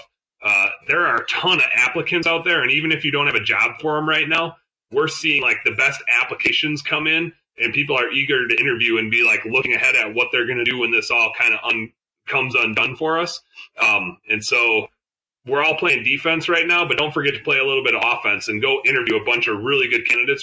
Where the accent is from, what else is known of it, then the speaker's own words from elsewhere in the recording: Wisconsin, United States; I'm from Wisconsin